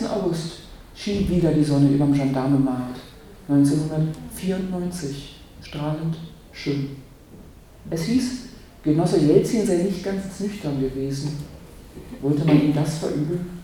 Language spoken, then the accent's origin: German; Berlin, Germany; also born or lived in Brandenburg; Ich bin Berlinerin, bekennende, bekennende Herzensberlinerin, aber ich bin auch Brandenburgerin.